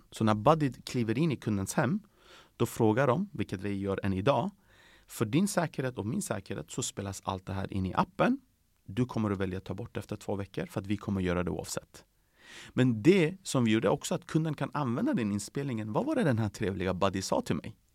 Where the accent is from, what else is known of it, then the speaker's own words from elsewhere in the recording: Sweden; Eh, det, det behöver ju faktiskt komma tillbaka, det är också en stor del av mitt liv. Eh, att komma som en svensk till Tyskland. Det var där alla dörrar öppnades för mig, det var inte i Sverige.